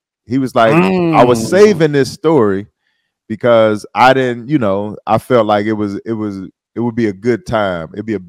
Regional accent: Detroit, Michigan, United States; I'm East Side, dog. This, like, you know, people be saying they from Detroit. You be like, where? Oh, Farmington Hills. Like, no, I'm 48224, dog.

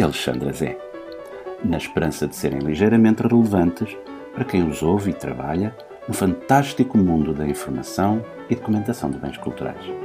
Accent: Portugal; nós portugueses

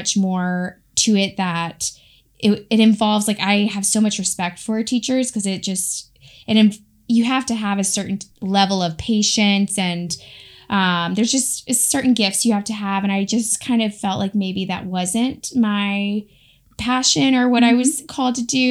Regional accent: Raleigh, North Carolina, United States; moved away as an adult; also born or lived in Gainesville / Kentucky; So I grew up in Raleigh, North Carolina. I'm a Carolina girl.

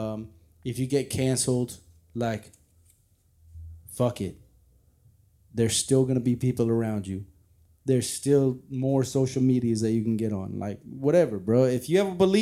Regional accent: San Diego, California, United States; growing up in San Diego

